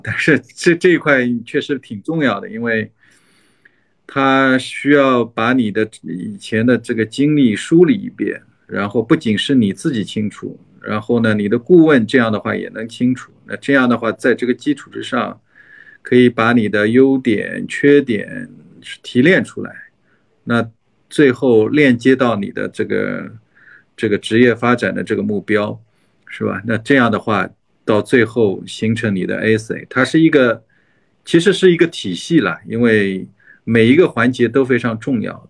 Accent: China; 我作为一个中国人，或者是说成长在一个中国的文化里面

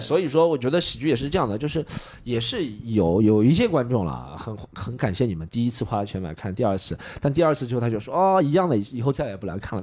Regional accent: Shanghai, China; 我作为一个上海人

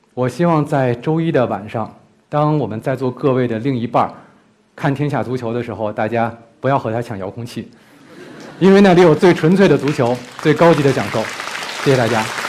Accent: Beijing, China; 我是一个北京人

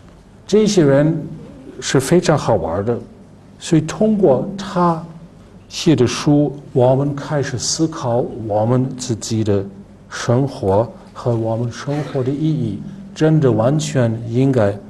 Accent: Germany; Chinese is a second language; 他的思想保守，但是呢，他会给我们德国人带来一些完全新的东西。

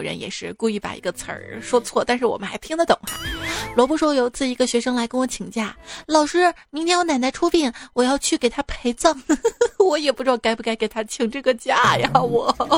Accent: Shaanxi, China; 在我们陕西

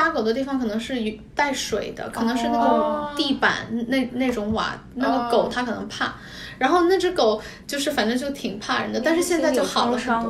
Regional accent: China; 就是你明知道我是中国人，你怎么能说这样的话呢？这对我简直是奇耻大辱。

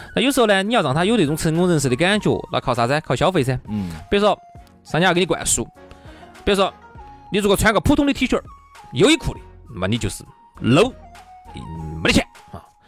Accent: China; 当然我们中国人本来就比较爱钱嘛

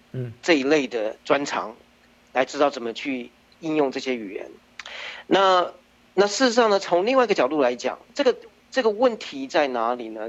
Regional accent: Taichung, Taiwan; moved away as an adult; now in United States; 我是在台湾出生的，呃，在台中出生，然后，呃，到美国之前，呃，我，我就，就是我，我读的是电子跟电脑工程，然后在美国之前呢，也，就在，呃，大众电脑下面的一个分支机构

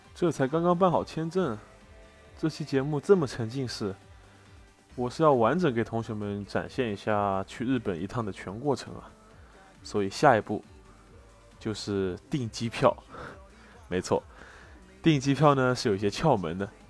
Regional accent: China; 更何况我们是中国人，去大多数国家都还挺麻烦的

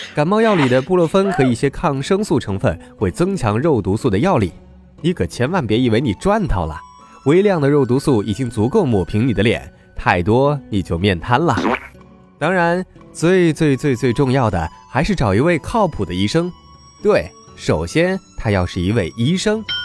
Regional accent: China; 而我们中国人中毒的危险，理论上来说要更高

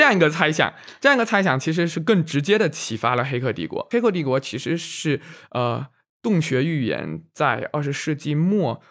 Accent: Fujian, China; 我们福建人想到美食的时候就很容易想到佛跳墙

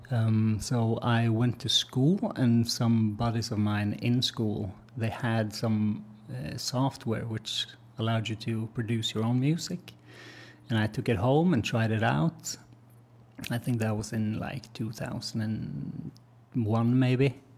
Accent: Norway; I'm a musician from Norway.

